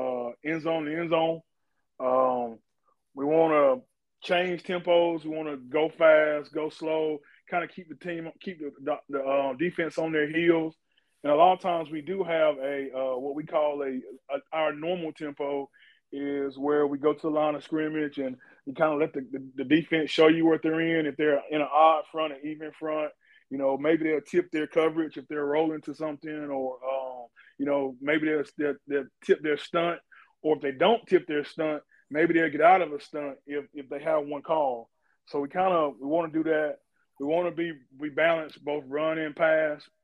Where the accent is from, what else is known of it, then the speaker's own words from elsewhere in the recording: Gaffney, South Carolina, United States; we were raised in Gaffney